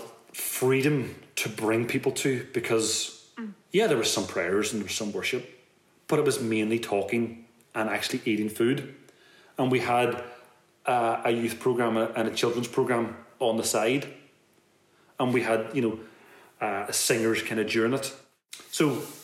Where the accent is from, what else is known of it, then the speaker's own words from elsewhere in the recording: Belfast, Northern Ireland, United Kingdom; also born or lived in Detroit; we're all from West Belfast